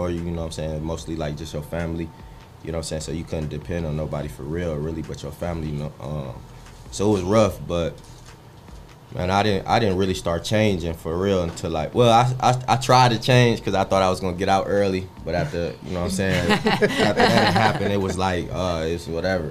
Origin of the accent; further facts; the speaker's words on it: Detroit, Michigan, United States; I'm from Detroit. I was raised by my granny